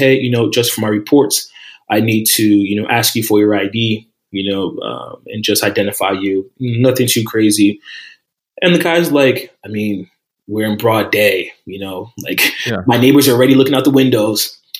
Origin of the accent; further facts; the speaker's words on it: New Jersey, United States; I'm from Jersey